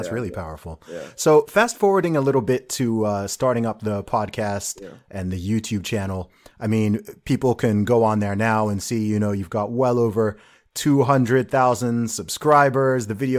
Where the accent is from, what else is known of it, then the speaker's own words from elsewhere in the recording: Saudi Arabia; I grew up in Saudi Arabia. I feel like my experience was very similar in that regard in terms of true diversity.